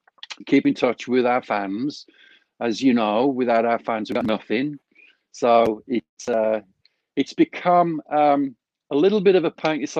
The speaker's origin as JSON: {"language": "English", "town": "Walsall", "region": "West Midlands", "country": "United Kingdom", "tie": "born or raised there", "moved": "as an adult", "lives_now": "Phoenix, United States", "said": "my hometown in Walsall"}